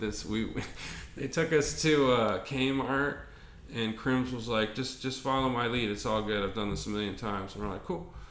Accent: Albuquerque, New Mexico, United States; I grew up in Albuquerque

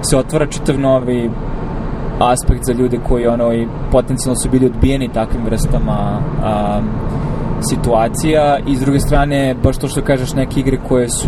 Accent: Pančevo, Vojvodina, Serbia; moved away as an adult; u Srbiji konkretno, barem u mom rodnom gradu, znači u Pančevu

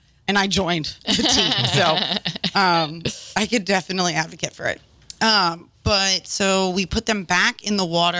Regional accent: New Orleans, Louisiana, United States; born or raised there

